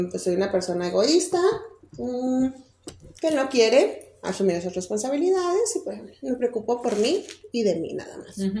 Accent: Mexico; nosotros como mexicanas, mexicanos, en nuestra cultura

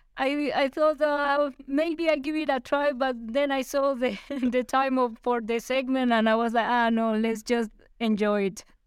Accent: Armenia, Quindío, Colombia; moved away; in my hometown, in, in Armenia

